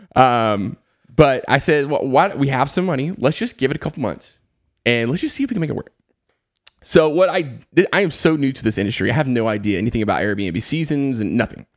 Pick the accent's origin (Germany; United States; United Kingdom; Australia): United States; the Southeast of the United States; I grew up in the Southeast of the United States and, you know, pretty much lived there my entire life